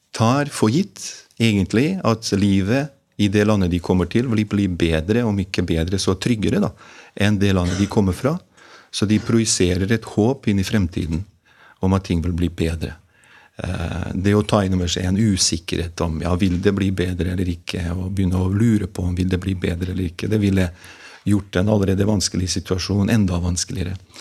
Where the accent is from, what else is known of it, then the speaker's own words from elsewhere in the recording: Mostar, Federation of Bosnia and Herzegovina, Bosnia & Herzegovina; Norwegian is a second language; moved away as an adult; also born or lived in Gjøvik, Norway; now in Norway; jeg er født og oppvokst i Bosnia-Hercegovina. Og jeg kom til Norge da jeg var 18 år gammel som krigsflyktning